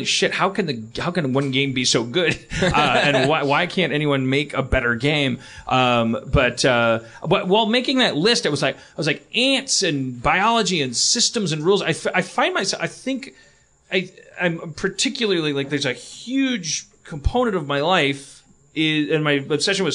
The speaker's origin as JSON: {"language": "English", "region": "Midwest", "country": "United States", "tie": "born or raised there", "said": "I grew up in the Midwest in the 70s."}